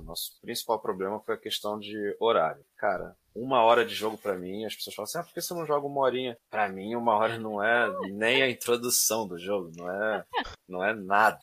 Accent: Duque de Caxias, Rio de Janeiro, Brazil; nasci em Duque de Caxias, no Rio de Janeiro

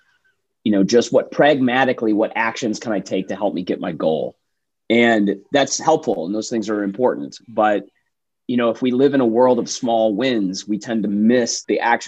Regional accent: Detroit, Michigan, United States; also born or lived in Chicago / New York; now in Austin, United States; I grew up in Metro Detroit in the Midwest

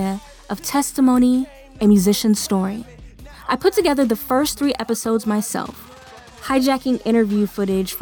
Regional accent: Sacramento, California, United States; I interned at a major radio station here in my hometown of Sacramento, California.

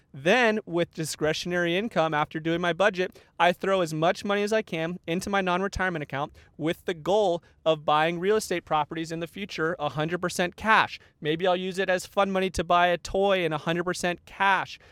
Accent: Tucson, Arizona, United States; moved away; I grew up in Tucson, Arizona, where it is hot, all the time

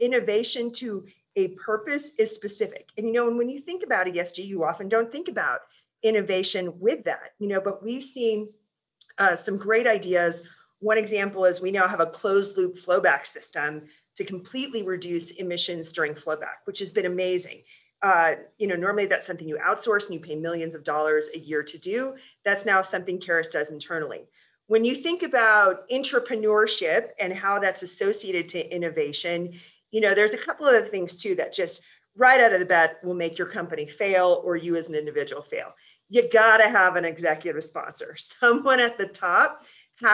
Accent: Alaska, United States; now in Colorado, United States; I'm from Alaska, I'm a pioneer. I grew up in a gold mine

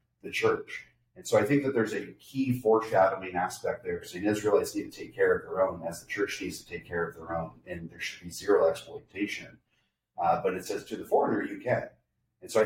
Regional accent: San Clemente, California, United States; Grew up and born and raised in San Clemente

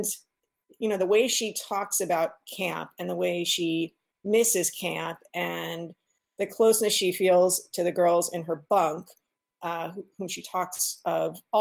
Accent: East Coast, United States; moved away; I grew up on the East Coast, so that's a world where, you know, most everybody goes to camp

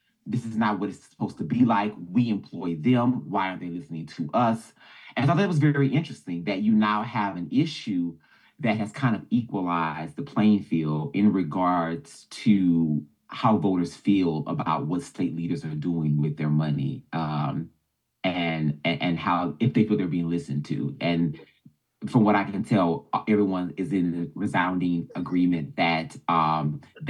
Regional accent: Baton Rouge, Louisiana, United States; I'm from Baton Rouge, Louisiana

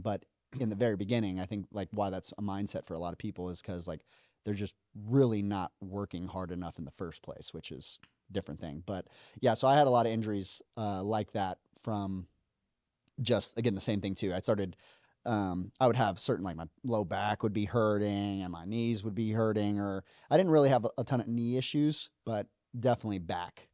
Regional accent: Las Vegas, Nevada, United States; moved away as an adult; I came from Vegas

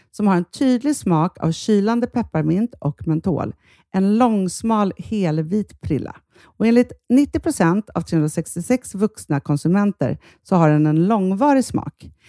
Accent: Stockholm, Stockholm County, Sweden; vi är uppvuxna i Stockholm

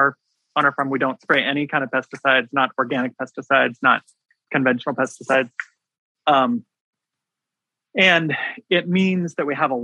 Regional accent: Washington, United States; now in Maryland, United States; I grew up in Washington State

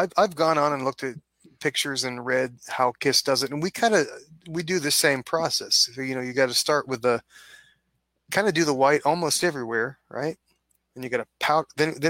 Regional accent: Kittanning, Pennsylvania, United States; moved away; I grew up in Katanning. Up Route 28, probably a lot of people from Katanning that watch this. Small town.

